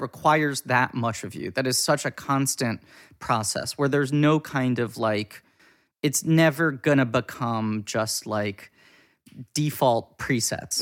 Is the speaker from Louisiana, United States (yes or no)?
no; New York City, New York, United States; I grew up in New York City.